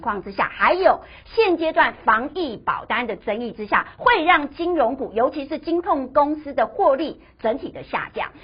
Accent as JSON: {"language": "Chinese", "country": "Taiwan", "said": "因为我们台湾人很喜欢存股嘛"}